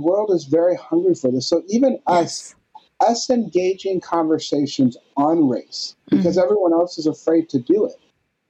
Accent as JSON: {"language": "English", "region": "North Dakota", "country": "United States", "tie": "born or raised there", "said": "whenever I tell someone that I grew up in North Dakota"}